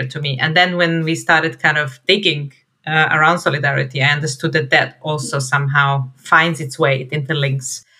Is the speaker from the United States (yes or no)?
no; Novi Sad, Vojvodina, Serbia; I'm based in Novi Sad, which is north of Serbia, and this is where I've lived my whole life.